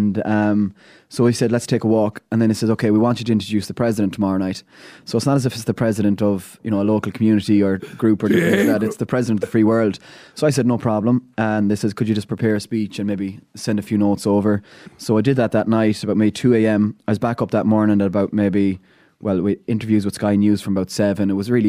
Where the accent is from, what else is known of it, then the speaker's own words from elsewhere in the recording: Ballina, County Mayo, Ireland; I grew up in Ballina, second youngest of 13 kids.